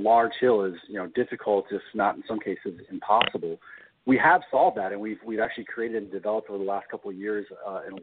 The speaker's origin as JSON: {"language": "English", "town": "Minneapolis", "region": "Minnesota", "country": "United States", "tie": "born or raised there", "said": "we're located in Minneapolis, Minnesota, and that's our home office and also where I've been born and raised"}